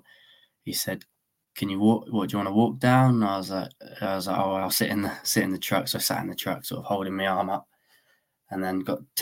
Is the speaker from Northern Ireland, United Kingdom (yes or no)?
no; Weymouth, South West England, United Kingdom; I'm 24, I'm from Weymouth.